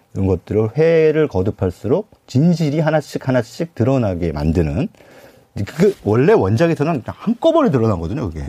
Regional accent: South Korea; 전 뭐, 토종 한국인이기 때문에

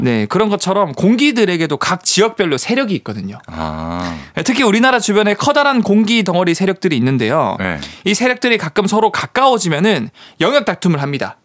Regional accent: Busan, South Korea; 제가 이제 고향이 부산이니까

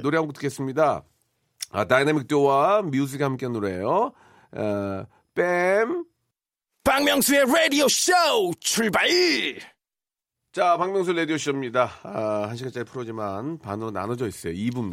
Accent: Jeolla, South Korea; 전 전라도 쪽인데

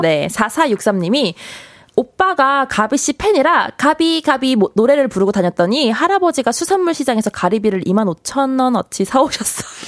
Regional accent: Suwon, Gyeonggi Province, South Korea; 저는 수원 사람이에요

